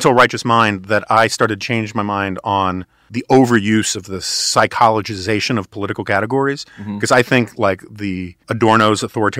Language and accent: English; New York, United States; now in Washington, D.C., United States; I grew up on the Upper West Side of Manhattan.